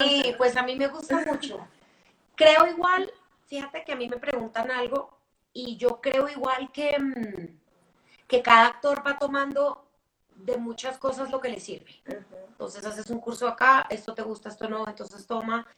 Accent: Bogotá, Colombia; also born or lived in New York; yo soy bogotana, yo hice la carrera en, Bogotá

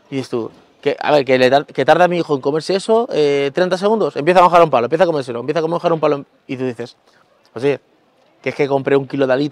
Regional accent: Guadalupe, Extremadura, Spain; a mí Guadalupe me encanta, es, mi pueblo y, tiene el monasterio y me gusta mucho pasear por las calles y todo

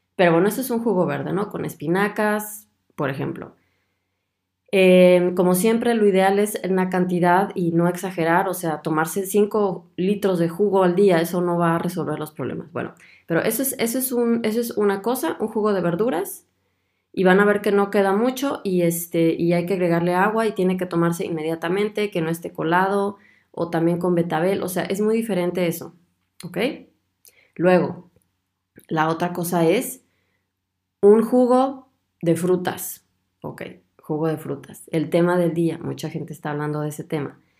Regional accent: Guadalajara, Jalisco, Mexico; Guadalajara, de donde yo soy

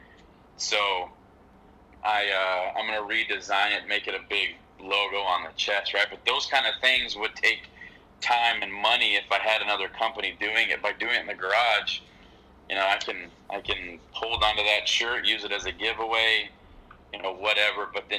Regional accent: Southern California, United States; being from Southern California, we all wear Vans

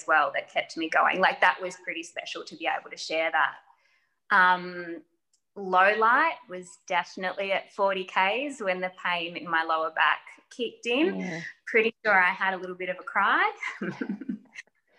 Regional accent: Geelong, Victoria, Australia; because I'm from Geelong.

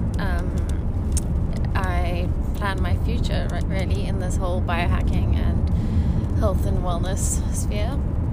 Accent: Cape Town, Western Cape, South Africa; I'm from Cape Town in South Africa

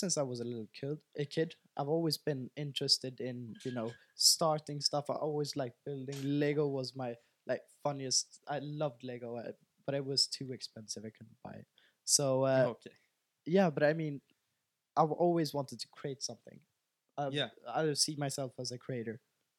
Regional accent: Sweden; Yeah, I'm from here. I'm from Sweden.

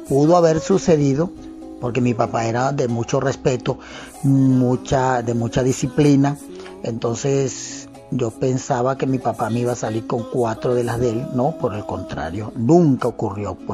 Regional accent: Calabozo, Guárico, Venezuela; Soy nativo de Calabozo, estado Guárico.

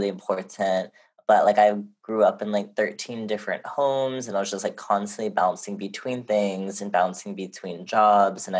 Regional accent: Honolulu, Hawaii, United States; moved away; also born or lived in Lenape Hoking (New York area) / California; my hometown of Honolulu, Hawaii

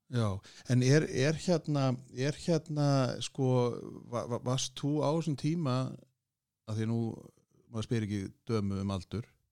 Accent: Kópavogur, Capital Region, Iceland; spyr ég eins og Sannur Kóbósboi

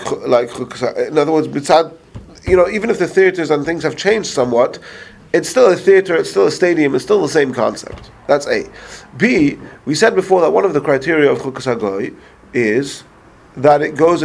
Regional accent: England, United Kingdom; moved away; I grew up in England

